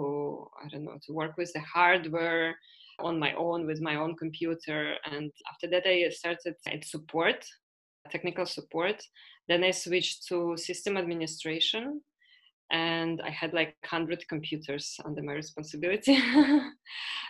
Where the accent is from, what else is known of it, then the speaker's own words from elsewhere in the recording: Ukraine; moved away as an adult; also born or lived in Canada / Latvia; now in Spain; I come from Ukraine. Last more or less 10 years, I don't live in Ukraine